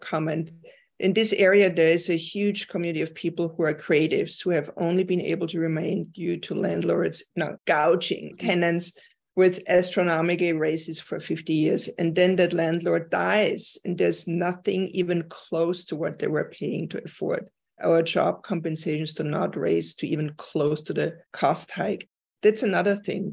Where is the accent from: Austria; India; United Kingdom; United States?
Austria; moved away; I'm from Austria